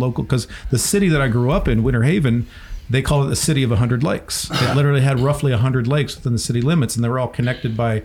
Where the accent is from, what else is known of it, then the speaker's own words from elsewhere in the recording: Central Florida, United States; I grew up in Central Florida